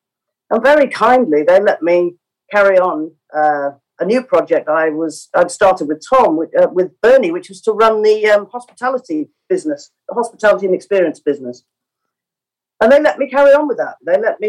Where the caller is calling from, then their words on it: London, United Kingdom; I'm in my home office in London.